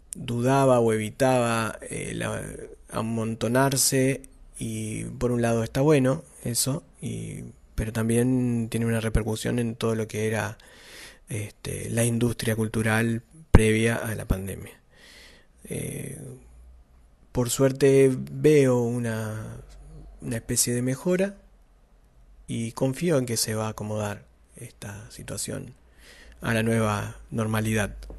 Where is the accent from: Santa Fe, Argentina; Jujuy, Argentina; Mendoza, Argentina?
Santa Fe, Argentina; Somos de Santa Fe